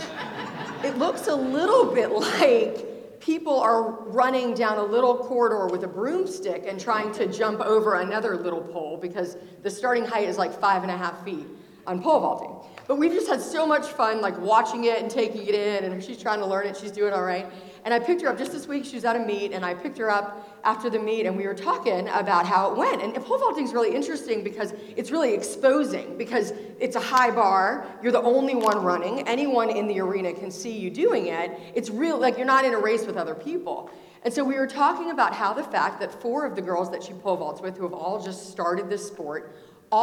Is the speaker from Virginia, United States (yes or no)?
yes; Richmond, Virginia, United States; I'm from Richmond, Virginia